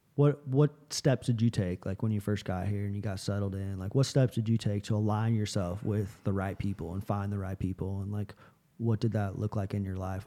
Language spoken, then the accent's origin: English; Tampa, Florida, United States; moved away; growing up in Tampa, Florida